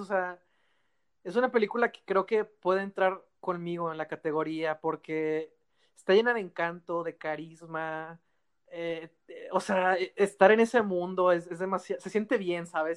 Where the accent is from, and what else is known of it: Mexico